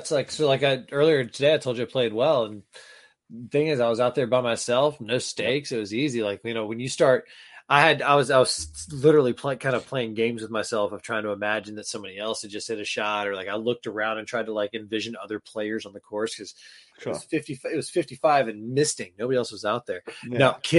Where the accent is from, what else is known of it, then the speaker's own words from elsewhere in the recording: the South, United States; People think that I'm Southern because I grew up in the South. My parents are from Michigan, right? I was raised in like a Midwestern kind of vibe household.